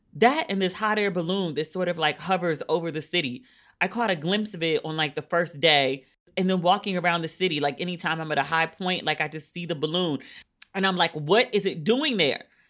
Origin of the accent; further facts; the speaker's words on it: United States; I'm American, our pool smell like, you know, chlorine and bleach.